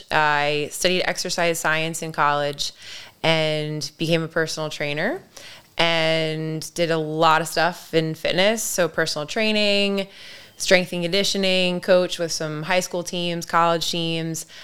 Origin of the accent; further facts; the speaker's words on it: Ellicott City, Maryland, United States; So Catonsville is equally my hood as much as Ellicott City because even though I grew up living in Ellicott City, I really spent a lot of time in Catonsville.